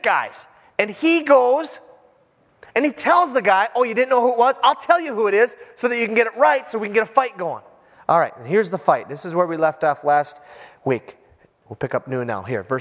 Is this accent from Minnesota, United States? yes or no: yes; Iron Range, Minnesota, United States; I am from the Iron Range